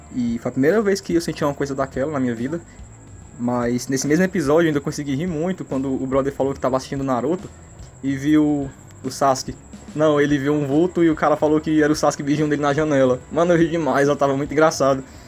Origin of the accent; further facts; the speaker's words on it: Fortaleza, Ceará, Brazil; eu também sou de Fortaleza